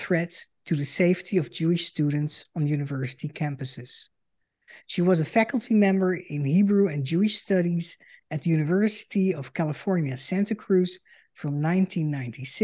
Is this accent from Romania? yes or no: no; Netherlands; moved away as an adult; now in United States; I am a Dutch Jew and the daughter of Holocaust survivors. In 2006, I emigrated to the United States